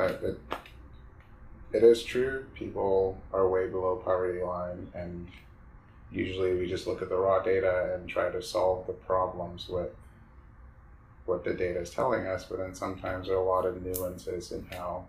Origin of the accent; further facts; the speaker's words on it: Ghana; moved away as an adult; now in United States; I grew up in Ghana.